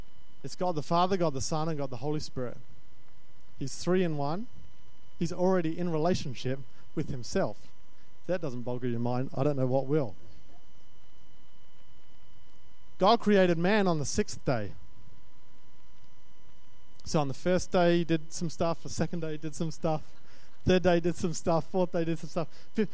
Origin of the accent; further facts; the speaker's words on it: Australia; I'm Australian. There's an Australian that says that.